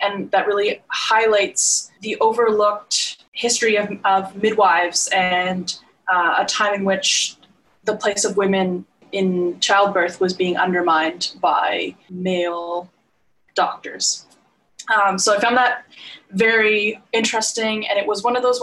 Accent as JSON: {"language": "English", "region": "Nova Scotia", "country": "Canada", "said": "I am from Nova Scotia"}